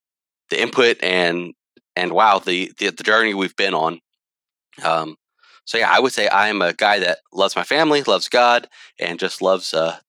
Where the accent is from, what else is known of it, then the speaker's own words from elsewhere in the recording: Houston, Texas, United States; now in Conroe, United States; So I'm born and raised in Houston. Moved out to Conroe shortly before we got married in 2016, and love it out here. Don't ever plan on leaving the area, except for traveling.